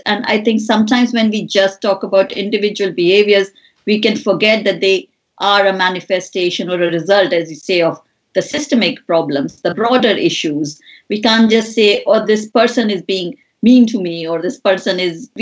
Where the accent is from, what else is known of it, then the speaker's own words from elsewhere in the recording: India; moved away; I grew up in India